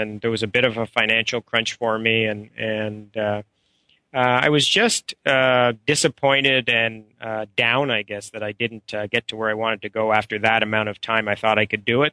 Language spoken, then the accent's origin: English; Ottawa, Ontario, Canada; I'm a Canadian, and we grew up around golf, my brother and I, because my dad was a golf professional. He was a golf professional for 40 years at the same club in Canada, one of the top private clubs called the Ottawa Hunt and Golf Club